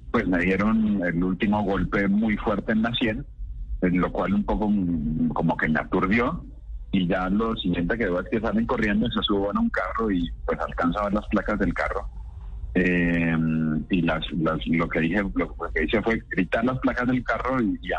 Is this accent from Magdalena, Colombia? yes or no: yes; Santa Marta, Magdalena, Colombia; Sí, señor, buenos días. Mi padre sí soy Samario, aunque no parezca.